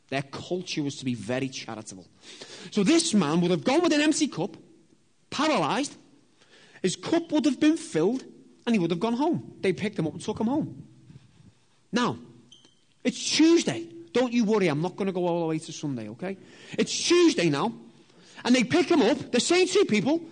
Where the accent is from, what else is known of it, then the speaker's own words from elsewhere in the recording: Liverpool, North West England, United Kingdom; I'm from Liverpool